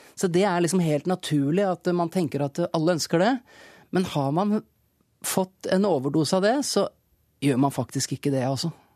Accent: Larvik, Vestfold, Norway; vi kom fra Norge, et lite land, og at vi kom fra en liten by, Larvik, og på en måte var, var beskytta og kunne være oss selv når vi var hjemme.

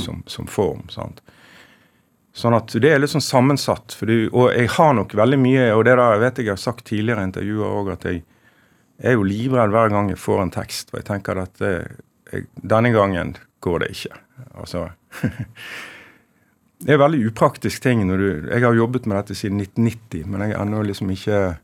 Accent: Sandane, Vestland, Norway; moved away; also born or lived in Stavanger / Bergen; Jeg har jo født i Stavanger og vokst opp i, på Sandane i Nordfjord

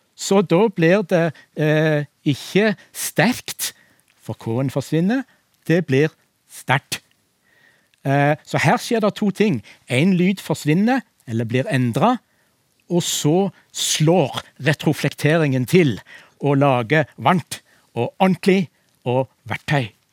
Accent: Western Norway, Norway; jeg som vestlending

